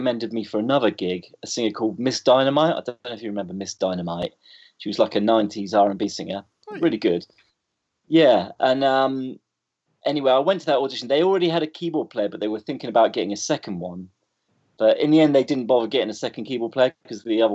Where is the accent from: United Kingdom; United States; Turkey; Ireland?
United Kingdom; Bournemouth, South West England; moved away as an adult; also born or lived in London; I grew up in Bournemouth.